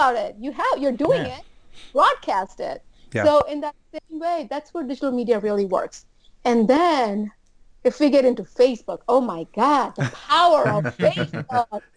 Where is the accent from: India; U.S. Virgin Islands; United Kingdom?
U.S. Virgin Islands; moved away as an adult; also born or lived in New Jersey; I'm from St. Thomas.